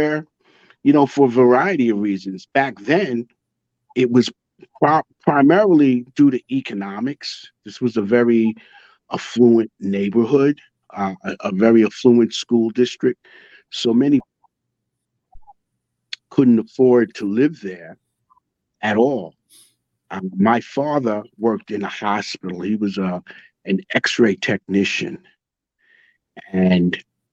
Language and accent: English; Dix Hills, New York, United States; accent: Long Island; moved away as an adult; now in Virginia, United States; I grew up in Long Island. I'm a New York guy. Long Island, New York. You can hear it in my Long Island